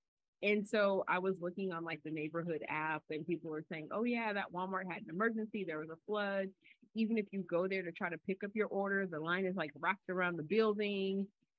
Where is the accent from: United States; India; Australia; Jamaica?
Jamaica; You know I'm a Jamaican.